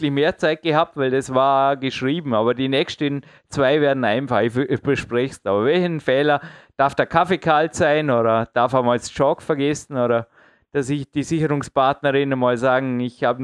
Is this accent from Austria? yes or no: yes; Austria; der hat mich auch als Österreicher, ja, jetzt, ich sage nichts dazu